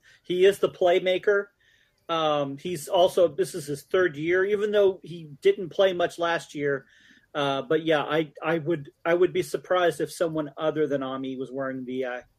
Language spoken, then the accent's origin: English; Arizona, United States; moved away; from my home state of Arizona